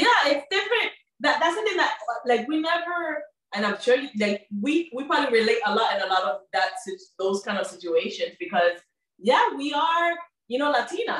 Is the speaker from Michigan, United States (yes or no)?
no; Miami, Florida, United States; accent: Miami; we grew up here in Miami, Florida. My parents came from Cuba.